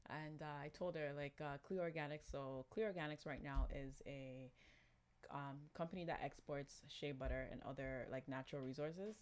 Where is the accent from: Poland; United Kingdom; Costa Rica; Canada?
Canada; Toronto, Ontario; moved away as an adult; now in Ghana; born and raised in Canada. Lived my whole life in Toronto. Toronto, to be exact.